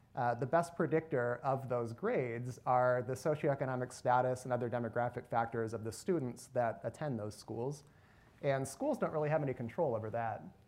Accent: Northern Michigan, United States; moved away as an adult; also born or lived in Nashville, Tennessee / California; now in Cleveland, United States; I grew up in Northern Michigan

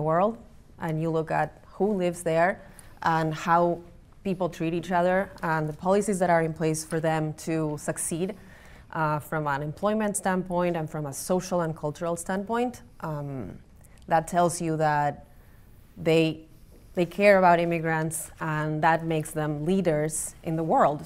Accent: Buenos Aires, Argentina; now in Cleveland, United States; I'm from Argentina, from Buenos Aires

